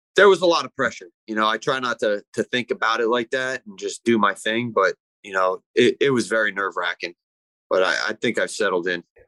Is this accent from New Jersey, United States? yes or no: yes; Ramsey, New Jersey, United States; also born or lived in Lebanon, New Jersey; I grew up up north in uh, Ramsey